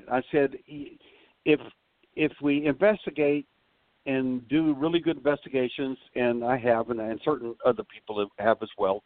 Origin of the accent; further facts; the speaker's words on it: Texas, United States; I'm from Texas